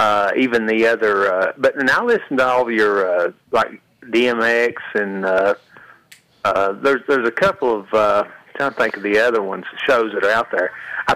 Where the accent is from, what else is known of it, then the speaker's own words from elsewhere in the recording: East Tennessee, United States; accent: southern drawl, hillbilly accent; See, you think I'm real country because I sound it because I'm from East Tennessee.